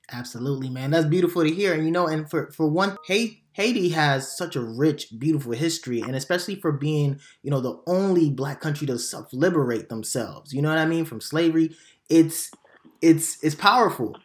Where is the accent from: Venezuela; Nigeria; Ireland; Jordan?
Nigeria; now in United States; I was born in Nigeria